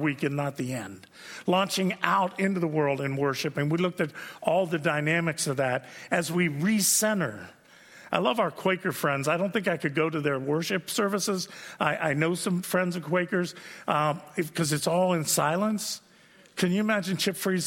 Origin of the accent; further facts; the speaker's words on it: United States; I'm an American.